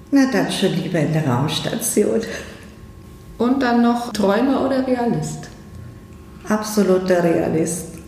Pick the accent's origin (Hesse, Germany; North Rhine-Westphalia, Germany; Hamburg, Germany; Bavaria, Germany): Bavaria, Germany; Als Fränkin natürlich Fränkisch und Franken.